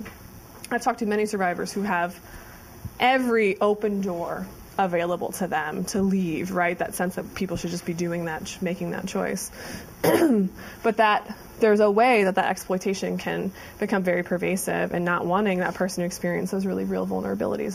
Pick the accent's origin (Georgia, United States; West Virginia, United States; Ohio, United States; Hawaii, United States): Ohio, United States; moved away as an adult; I moved from Ohio. I was a 4-H'er